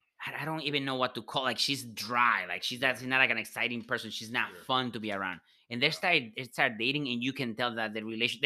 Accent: Boston, Massachusetts, United States; You know, I'm from Boston

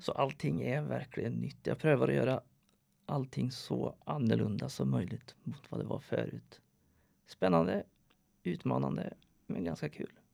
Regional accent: Sweden; moved away as an adult; now in Norway; Jag är född i Sverige, har bott i Norge sedan 2005

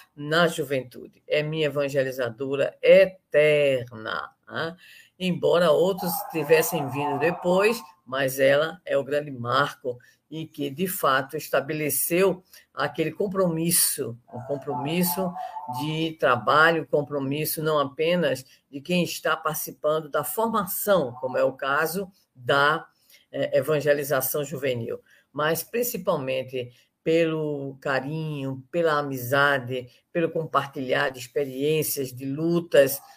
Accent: Recife, Pernambuco, Brazil; sou pernambucana, recifense, de Campo Grande, e tive a aventura de participar da evangelização infantil durante alguns anos no Instituto Espírita Gabriel Delane, em Campo Grande

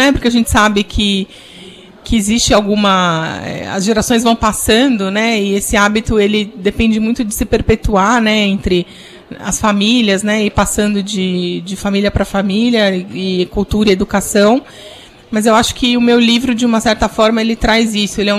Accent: São Paulo, Brazil; porque eu sou de São Paulo, torcedora do Palmeiras

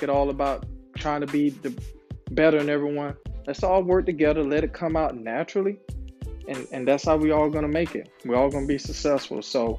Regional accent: Florida, United States; moved away; I was like the only Kobe fan back home because I was from Florida.

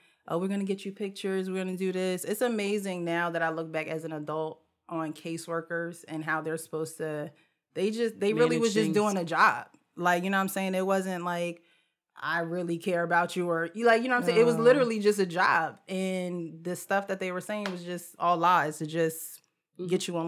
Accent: Jersey City, New Jersey, United States; now in Wellingborough, United Kingdom; But yeah, I came straight from Jersey City to Wellingborough. Now, while I was in Jersey City, I was in 4 foster homes.

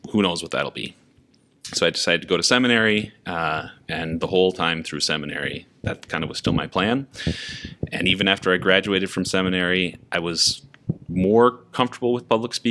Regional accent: Minnesota, United States; also born or lived in Sioux Falls / New Jersey; I'm from Minnesota

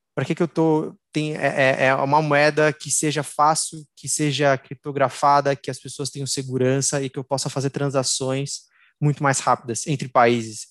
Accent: São Paulo, Brazil; nascido é, no estado de São Paulo, sou brasileiro

